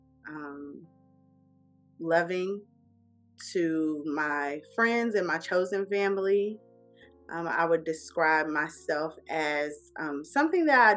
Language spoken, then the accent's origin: English; Atlanta, Georgia, United States; also born or lived in Tacoma, Washington / Germany / South Carolina / Texas; I am from Atlanta, Georgia. Southside, to be specific. Clayton County, made and raised